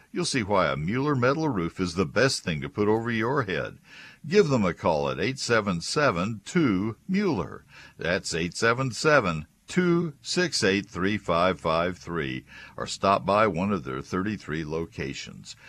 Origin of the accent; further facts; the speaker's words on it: College Station, Texas, United States; I grew up in College Station, so I'm well familiar with the Post Oaks of Brazos County